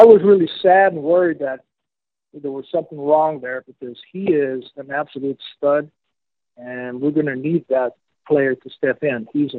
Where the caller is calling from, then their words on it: Medellin, Antioquia, Colombia; I'm calling from Medellin, Colombia, but Colombia, South America.